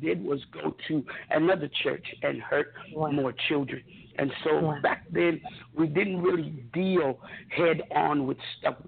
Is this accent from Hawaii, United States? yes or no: yes; Honolulu, Hawaii, United States; also born or lived in Fort Hood, Texas; I grew up in Honolulu, Hawaii, as a child.